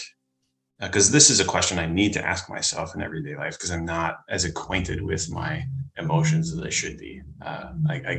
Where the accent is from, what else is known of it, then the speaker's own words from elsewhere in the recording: Minnesota, United States; I'm from Minnesota, so I know what the cold is